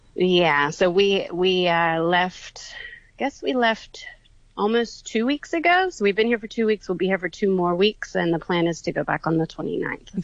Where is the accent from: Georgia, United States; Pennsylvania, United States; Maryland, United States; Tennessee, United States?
Georgia, United States; Atlanta; I'm from Atlanta, Georgia